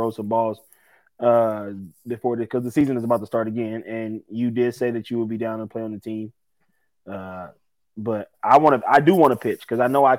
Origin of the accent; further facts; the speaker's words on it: New Orleans, Louisiana, United States; my hometown and a lot about, you know, the baseball situation in New Orleans